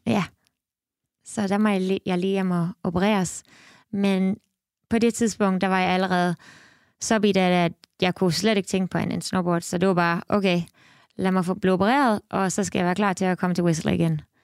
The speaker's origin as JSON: {"language": "Danish", "town": "Esbjerg", "region": "Southern Denmark", "country": "Denmark", "tie": "born or raised there", "moved": "as an adult", "lives_now": "Canada", "said": "jeg er født og opvokset i Esbjerg"}